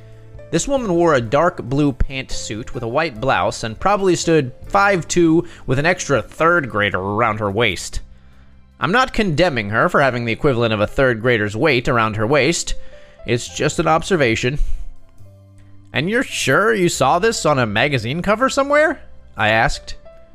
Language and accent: English; Pacific Northwest, United States; Also, I grew up in the Pacific Northwest, and so I have those memories to draw from as well.